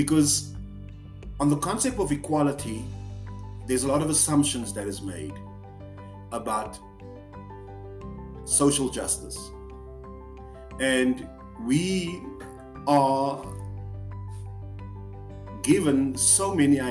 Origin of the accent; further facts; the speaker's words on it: South Africa; I'm from South Africa.